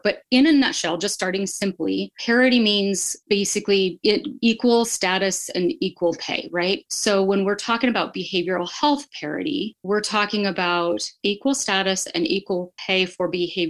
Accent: next to Bend, Oregon, United States; moved away as an adult; now in Boise, United States; I moved here in 2007 from Oregon, just because the places that I love are, I grew up next to Bend

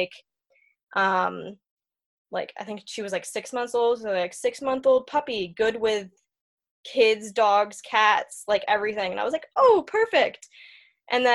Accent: New Hampshire, United States; I'm from New Hampshire.

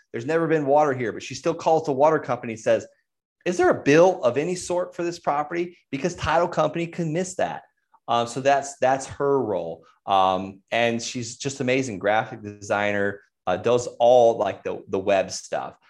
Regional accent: Florida, United States; I'm from Florida

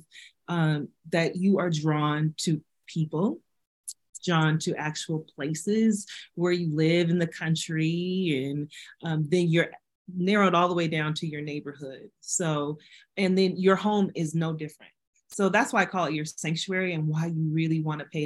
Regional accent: Denver, Colorado, United States; I grew up in Denver, I'm two blocks from City Park

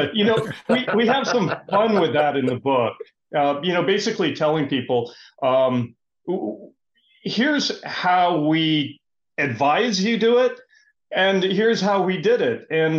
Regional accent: Half Moon Bay, California, United States; I'm from Half Moon Bay, California, home of the Mavericks surf competition.

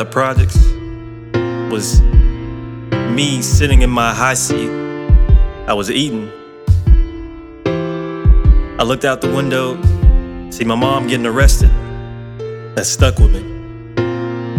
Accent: Hillsboro, Alabama, United States; I was born in Hillsboro, Alabama. Country boy

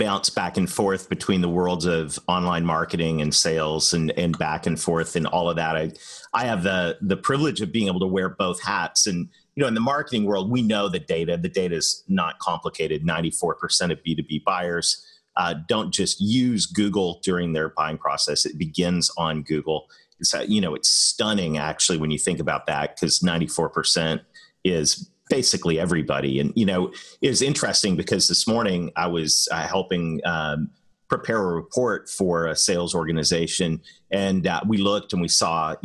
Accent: Canada; accent: Canadian; moved away; this Canadian kid who married a Southern girl

